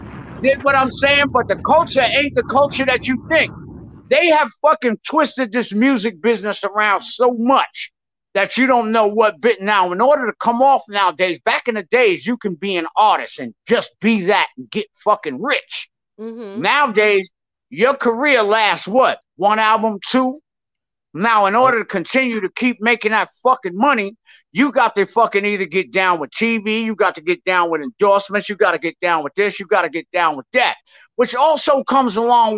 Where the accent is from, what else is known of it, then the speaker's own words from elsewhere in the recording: New York, United States; I'm from New York, Shark. We don't play that.